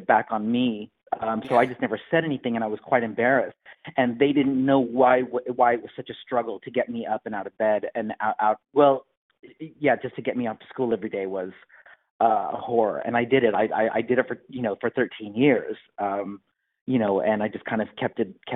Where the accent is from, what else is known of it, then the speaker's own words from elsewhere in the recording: Bedford, Indiana, United States; also born or lived in Bloomington, Indiana; I grew up in Bedford